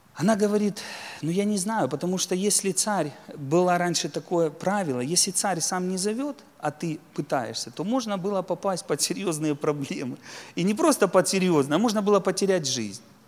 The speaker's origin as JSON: {"language": "Russian", "area": "Donetsk land", "region": "Donetsk Oblast", "country": "Ukraine", "said": "я сам из Донецкой земли, у нас там шахтеров много"}